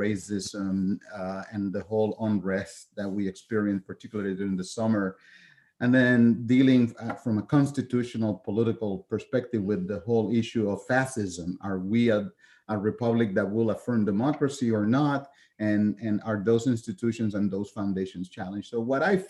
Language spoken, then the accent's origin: English; Puerto Rico; moved away as an adult; also born or lived in continental United States; was born and raised in Puerto Rico